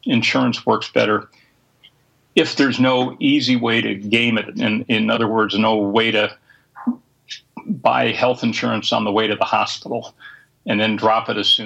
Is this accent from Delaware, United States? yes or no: no; Minnesota, United States; my home state of Minnesota